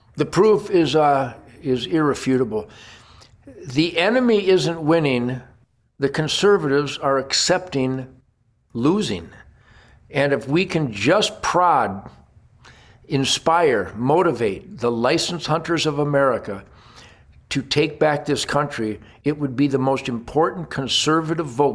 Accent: United States; as an American

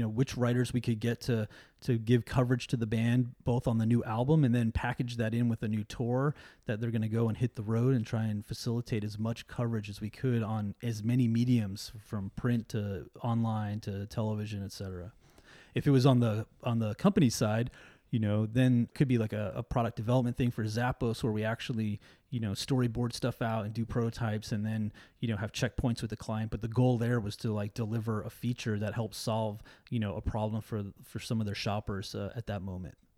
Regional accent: New York City, New York, United States; also born or lived in Brooklyn; now in Seattle, United States; I'm from New York originally, and so a lot of, like, um, you know, … and …, uh, played a big, uh, influence in me growing up, especially in Queens

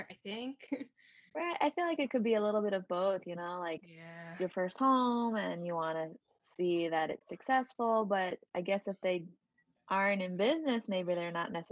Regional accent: Westchester County, New York, United States; also born or lived in Ma'anshan, Anhui, China; now in Queens, New York, United States; I grew up in Westchester County in New

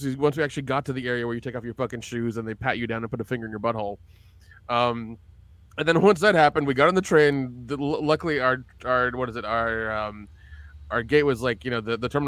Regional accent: the South, United States; moved away; I grew up in the South

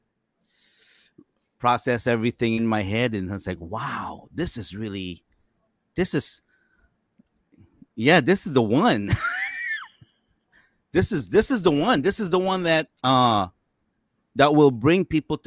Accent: United States

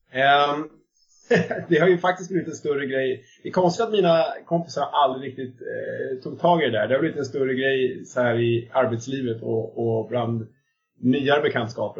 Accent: Täby, Stockholm County, Sweden; now in Solna, Sweden; jag kommer från eh, Stockholmsförorten Täby och jag bor i, jag vet inte om man får säga förort om det för då blir folk sura, men jag bor i, i Solna

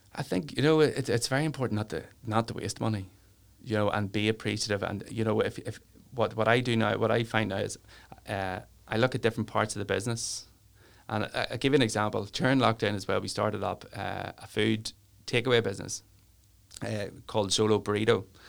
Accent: Newry, Northern Ireland, United Kingdom; I'm from Newry and I love Newry

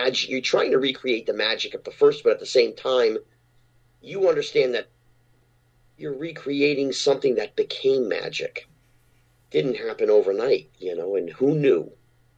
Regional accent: Bridgewater, New Jersey, United States; I grew up in Jersey

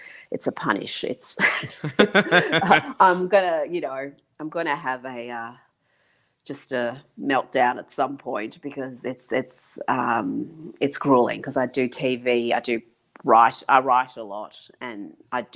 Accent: Iran; also born or lived in Pine Bluff, Arkansas, United States; now in Australia; I was raised in Iran. My childhood was there, until I moved to Australia

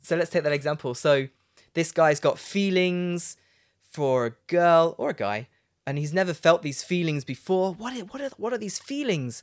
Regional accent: Leicester, East Midlands, United Kingdom; my hometown, Leicester

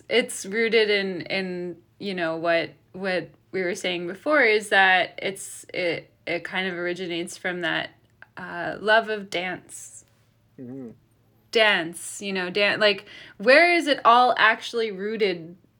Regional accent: Detroit, Michigan, United States; I grew up in Detroit.

